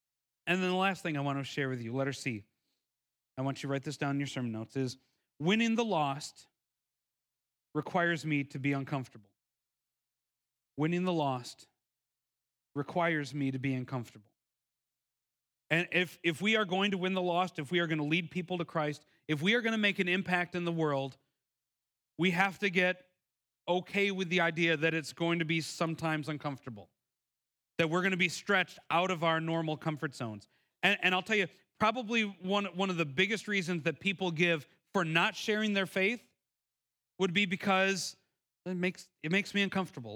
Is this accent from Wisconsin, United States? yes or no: yes; Milwaukee, Wisconsin, United States; moved away; back in my hometown of Milwaukee